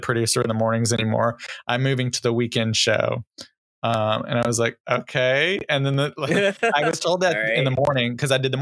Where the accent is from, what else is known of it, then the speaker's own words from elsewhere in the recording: Texas, United States; moved away; I'm originally from Texas. And I don't know, sometimes my accent comes out.